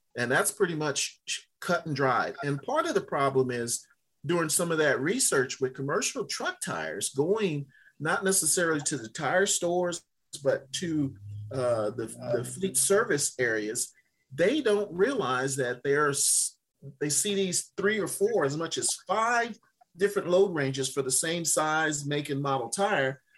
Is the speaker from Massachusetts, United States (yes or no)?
no; Louisiana, United States; moved away; my home state of Louisiana